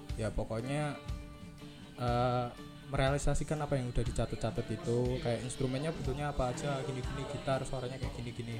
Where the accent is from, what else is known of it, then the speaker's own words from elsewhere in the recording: Java, Indonesia; accent: medok (Javanese); aku ngomong medok-medok